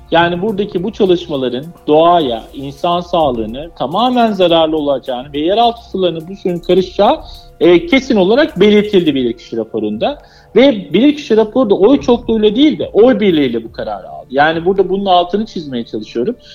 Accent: Anatolia, Turkey; Çünkü Anadolu e, bizlerin, bizler bu topraklarda büyümüşüz, yaşamışız ve korumak da bizim e, boynumuzun borcu demek istiyorum.

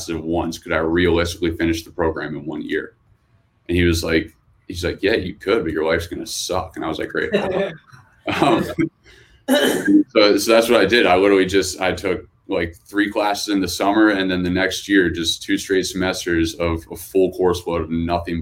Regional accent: Hershey, Pennsylvania, United States; I grew up in Hershey, Pennsylvania. So small town in the middle of PA

